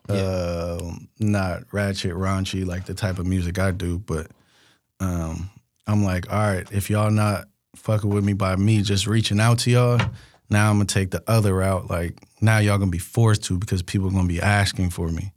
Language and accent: English; Bay Area, California, United States; I'm from the Bay. We call stuff functions